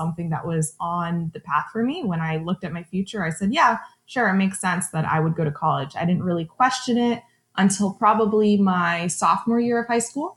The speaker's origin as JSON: {"language": "English", "region": "South Florida", "country": "United States", "tie": "born or raised there", "said": "growing up in South Florida"}